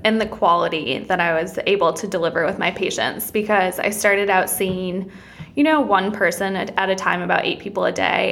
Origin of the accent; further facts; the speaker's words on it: Wisconsin, United States; moved away as an adult; I'm originally from Wisconsin